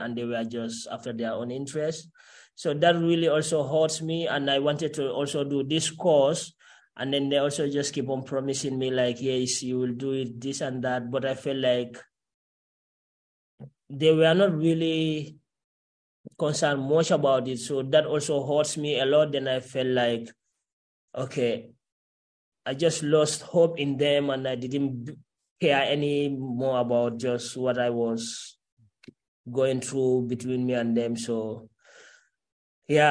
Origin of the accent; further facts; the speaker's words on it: Gambia; first language Karoninka; English is a second language; moved away as an adult; also born or lived in Italy; now in Netherlands; growing up from Gambia, like as a Gambian, I'm a Karoninka. So that's my mother language